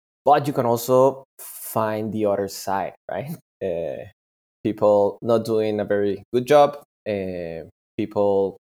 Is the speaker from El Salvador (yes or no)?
no; Peru; I'm from Peru.